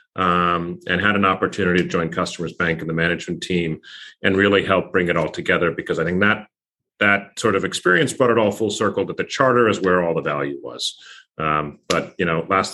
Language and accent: English; Pennsylvania, United States; Born and raised in Pennsylvania